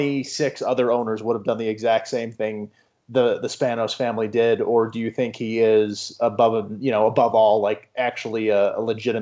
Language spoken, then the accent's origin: English; Chicago, Illinois, United States; I grew up in Chicago, so I'm a Bears fan